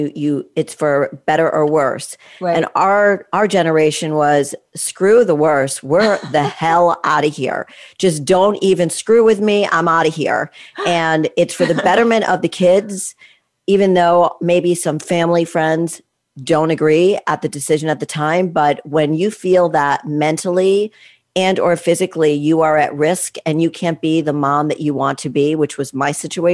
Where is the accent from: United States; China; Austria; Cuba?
United States; East Coast; I was brought up on the East Coast, not in the Midwest